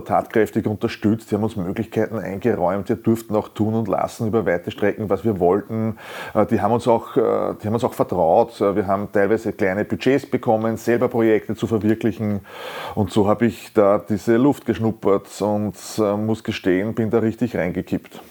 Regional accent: Upper Austria, Austria; ich ja in Christkirchen aufgewachsen bin, an einem der frühen Flaggschiffe auch der oberösterreichischen Kulturszene

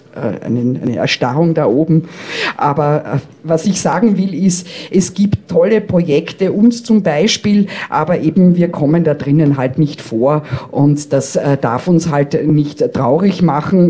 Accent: Vienna, Austria; ich bin ja Wienerin

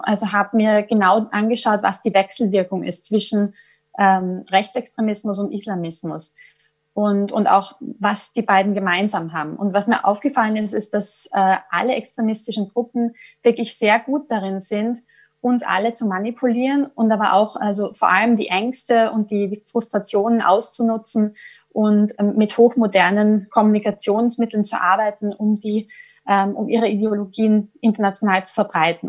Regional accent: Vienna, Austria; accent: Viennese; moved away as an adult; now in London, United Kingdom; von meinem Wiener Dialekt

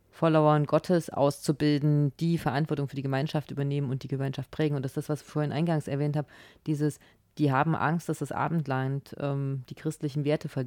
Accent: East Germany, Germany; ja. erzogen worden in Ostdeutschland.

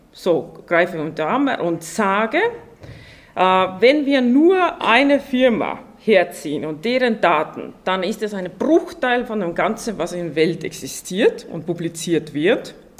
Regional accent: Estonia; now in Austria; ich komme ja ursprünglich aus Estland

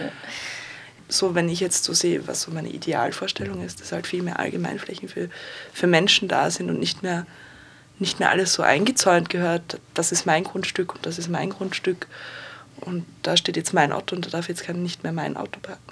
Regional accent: Vienna, Austria; now in Linz, Austria; komme aber ursprünglich aus Wien

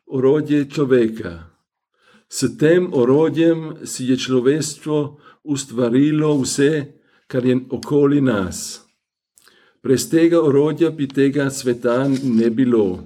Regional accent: Vienna, Austria; first language Hungarian; Slovenian is a second language; Rodil sem se kot otrok mačarskih peguncev na Dunaju, kjer sem tudi doraščal. Ne morem se spominjati, da bi se v družini kolikdaj pogovarjali o jezikih. Vsekakor pa je bilo jasno, da smo se doma pogovarjali v mačarščini

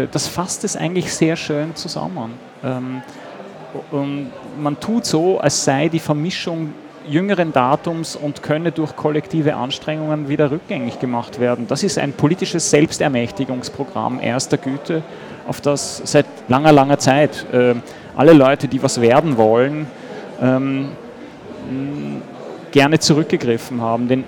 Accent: Austria; Außerdem fand ich als Österreicher das Wort Ausländler einfach hinreißend.

